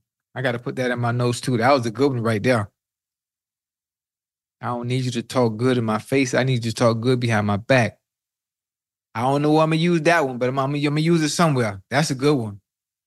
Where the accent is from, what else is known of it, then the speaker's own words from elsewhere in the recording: the South, United States; I know, I'm from the South, so I don't know how it was with you.